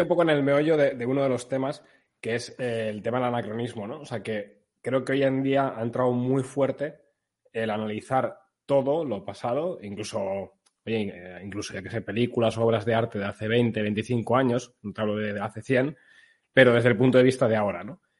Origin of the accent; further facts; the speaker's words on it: Spain; como españoles